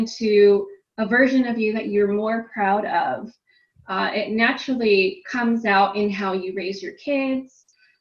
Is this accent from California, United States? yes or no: yes; California, United States; I am from California in the United States